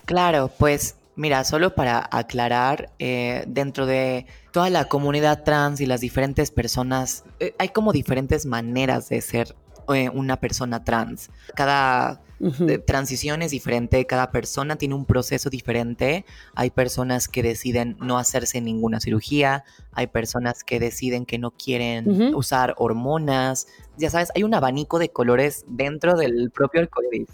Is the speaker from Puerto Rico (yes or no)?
no; Querétaro, Mexico; yo en este periodo de mi vida crecí en Querétaro